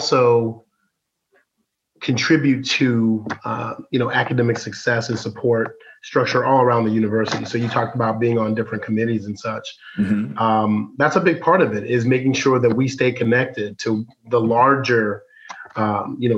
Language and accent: English; Darien, Illinois, United States; moved away as an adult; I myself grew up in the southwest suburbs around Darien and Willowbrook and those places out there